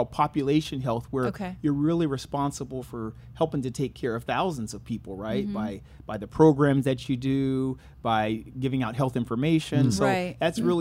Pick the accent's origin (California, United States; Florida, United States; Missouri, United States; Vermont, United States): California, United States; San Jose; I'm from the Bay Area, San Francisco Bay Area, from San Jose